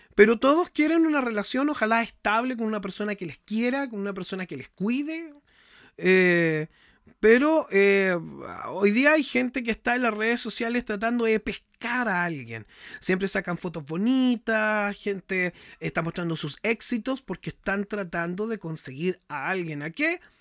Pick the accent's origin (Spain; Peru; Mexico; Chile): Chile; yo soy chileno.